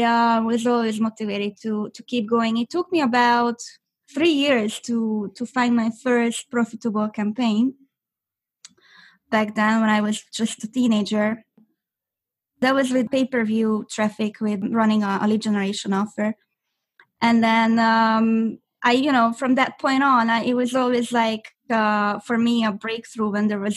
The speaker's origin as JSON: {"language": "English", "region": "Budapest", "country": "Hungary", "tie": "born or raised there", "also_born_or_lived": "Orange County, California", "second_language": "English", "moved": "yes", "lives_now": "California, United States", "said": "I'm originally from Budapest, Hungary. I was born and raised there"}